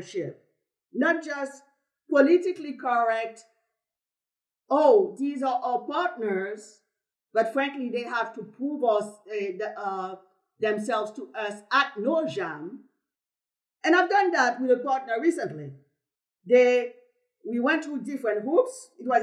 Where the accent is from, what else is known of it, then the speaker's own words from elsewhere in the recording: Haiti; moved away; I'm from Haiti, who people love to talk about as the poorest country in the Western hemisphere, just because I have an accent